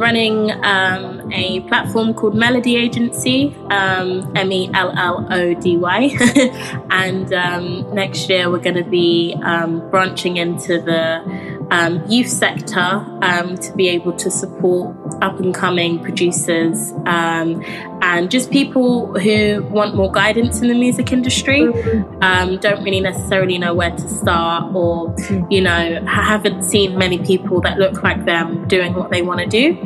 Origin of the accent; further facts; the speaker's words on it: London, United Kingdom; I grew up in Camden in London